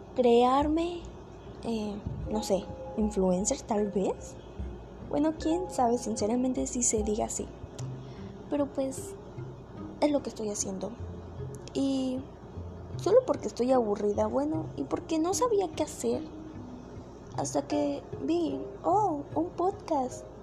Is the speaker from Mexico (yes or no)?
yes; Mexico